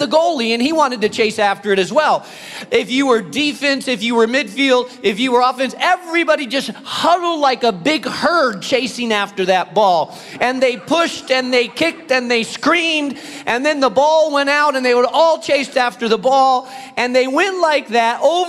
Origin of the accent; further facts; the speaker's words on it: Spain; moved away; I grew up in Spain